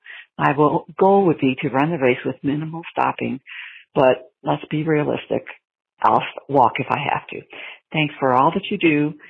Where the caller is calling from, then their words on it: Fairfax, Virginia, United States; I'm calling from Fairfax, Virginia. I'm 65 years old and have been a runner for most of my life.